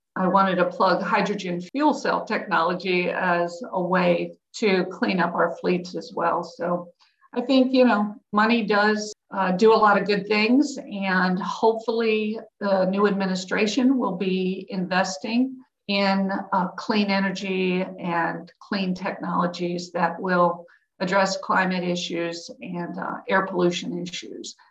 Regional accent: Pittsburgh, Pennsylvania, United States; I grew up in Pittsburgh in the 60s and 70s

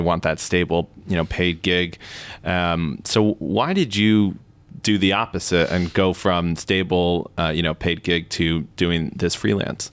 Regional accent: United States; as an American

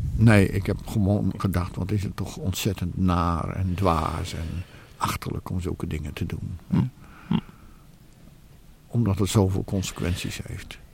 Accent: Netherlands; wij als Nederlanders

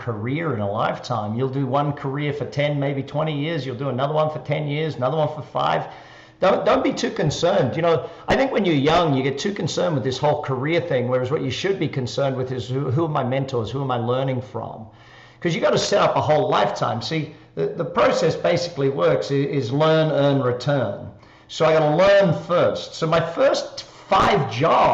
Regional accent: Australia; accent: Australian; moved away as an adult; also born or lived in Darwin, Australia / Adelaide, Australia; now in Las Vegas, United States; people will be able to tell by the accent, I'm Australian, obviously. I live here in Las Vegas now

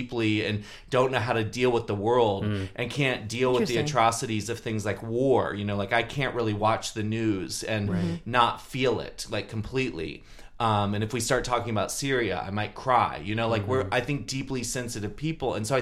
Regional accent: Maryland, United States; now in San Francisco, United States; I grew up in Maryland

